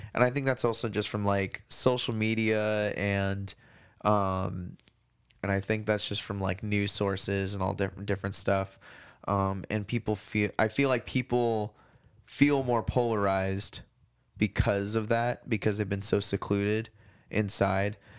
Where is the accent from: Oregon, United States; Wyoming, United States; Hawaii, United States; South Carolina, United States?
Hawaii, United States; now in Portland, United States; I grew up on that in Hawaii